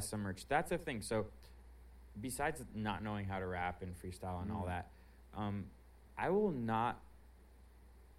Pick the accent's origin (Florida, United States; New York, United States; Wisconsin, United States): Florida, United States; Miami; I'm from Miami